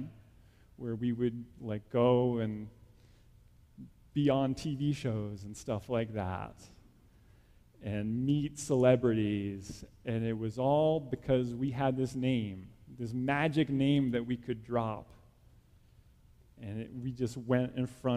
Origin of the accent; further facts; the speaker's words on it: New Jersey, United States; I grew up in New Jersey, small town in New Jersey